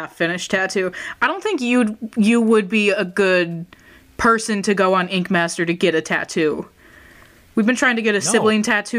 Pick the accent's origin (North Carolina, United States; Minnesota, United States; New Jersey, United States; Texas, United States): Minnesota, United States; But we're from Minnesota.